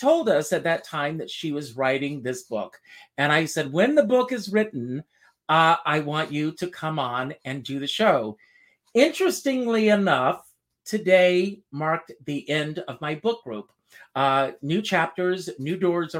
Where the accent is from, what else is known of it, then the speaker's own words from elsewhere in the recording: Myrtle Beach, South Carolina, United States; I was born just outside of Myrtle Beach